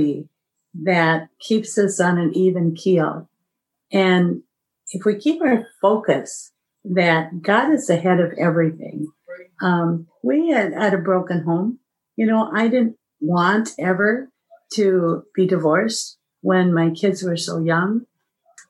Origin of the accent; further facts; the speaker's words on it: Iowa, United States; I'm from Iowa